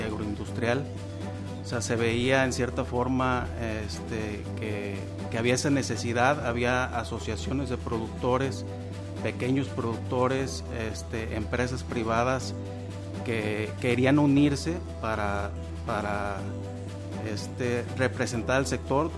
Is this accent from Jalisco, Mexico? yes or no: yes; Jalisco, Mexico; soy agricultor, orgullosamente de Jalisco, en cuarta generación